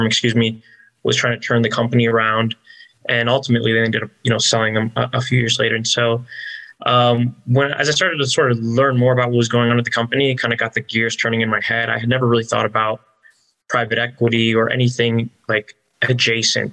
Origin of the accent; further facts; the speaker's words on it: Orlando, Florida, United States; moved away; I was raised in Orlando, went to school in Orlando.